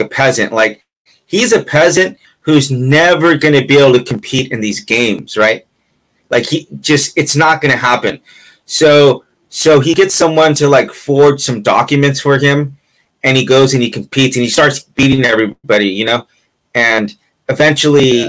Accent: California, United States; I'm from California

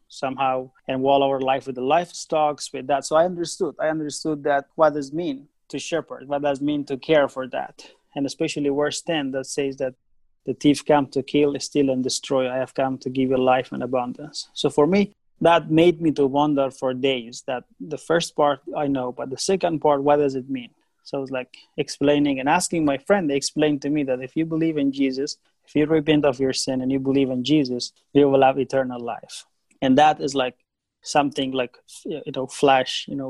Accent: Afghanistan; I was born in Afghanistan, in the middle of the country. Most of the time that I was growing up was war

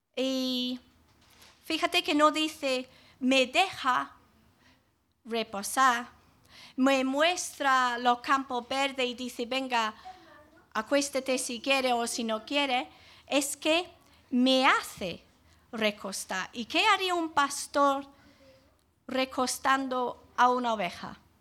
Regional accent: England, United Kingdom; now in Jaén, Spain; cuando era niña en Inglaterra

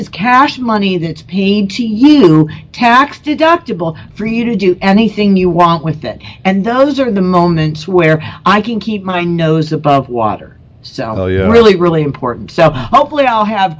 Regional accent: Colorado, United States; I'm from Colorado, and we have Red Rock, which has got all these steps

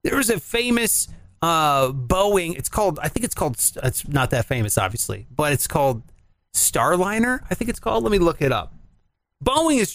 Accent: Cleveland, Ohio, United States; I'm from Cleveland

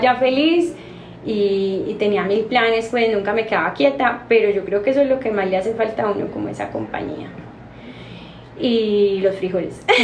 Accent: Medellín, Antioquia, Colombia; also born or lived in New York, United States; amo Colombia, amo Medellín, soy más paisa que la arepa

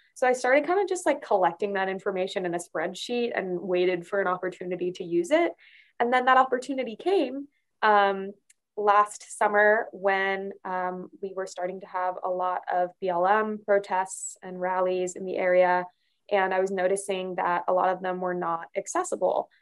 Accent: Arizona, United States; moved away as an adult; I grew up mostly in Arizona um, in a really, really conservative area

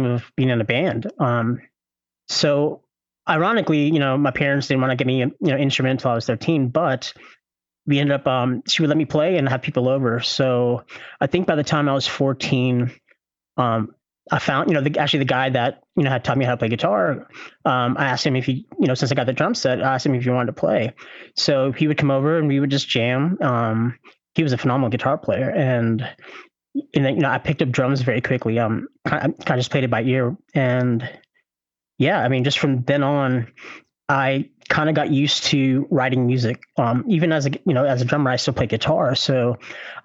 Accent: Louisville, Kentucky, United States; I am from Louisville, Kentucky

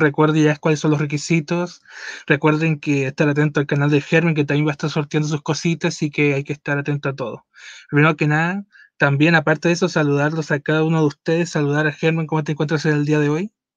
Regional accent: Mexico; hay en México, que hay en mi país

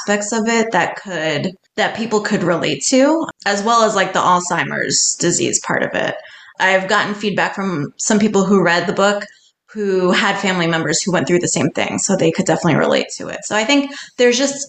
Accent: New York City, New York, United States; growing up in New York City

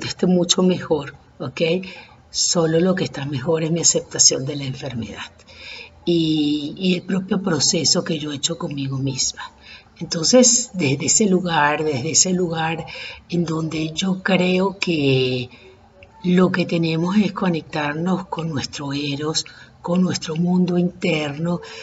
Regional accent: Caracas, Capital District, Venezuela; los que somos caraqueños y venezolanos

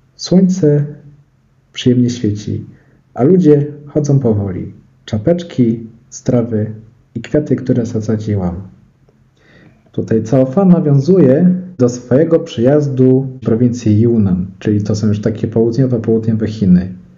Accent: Szczyrk, Silesian Voivodeship, Poland; jak się przyjedzie do Szczyrku, to jest koło Bielska Białej

